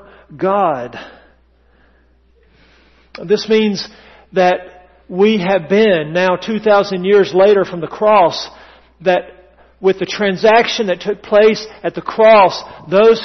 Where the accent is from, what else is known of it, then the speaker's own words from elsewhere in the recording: the South, United States; accent: Southern English; first language English; I come from English-speaking ancestors. Well, Southern English, if you please